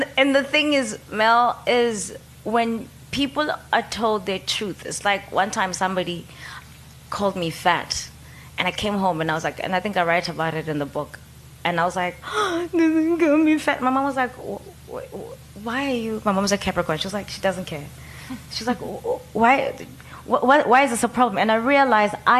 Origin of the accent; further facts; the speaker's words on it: Soweto, Gauteng, South Africa; also born or lived in Cape Town; when I was 13, living in Soweto.